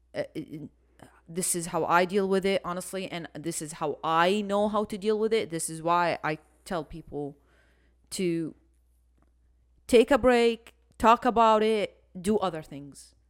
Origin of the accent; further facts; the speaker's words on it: Iraq; moved away; I'm from Iraq